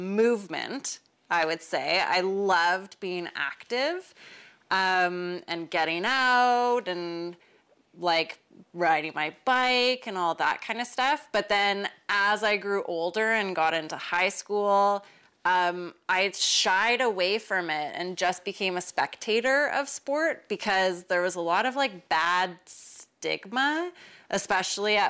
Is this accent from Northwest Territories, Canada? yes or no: no; Winnipeg, Manitoba, Canada; My upbringing, well, I grew up in Winnipeg and being one of four kids